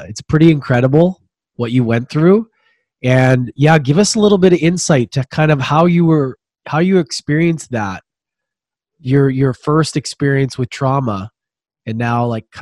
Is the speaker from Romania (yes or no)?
no; Edmonton, Alberta, Canada; I grew up in Edmonton